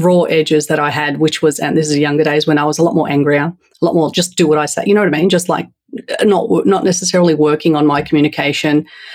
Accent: Australia; accent: Australian; moved away as an adult; also born or lived in Turkey; now in United States; By my accent, I'll let you know first and foremost, I'm raised in Australia

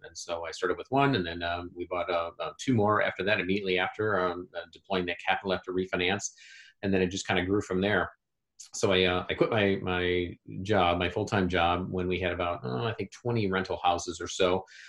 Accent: Indianapolis, Indiana, United States; here in my hometown of Indianapolis, Indiana

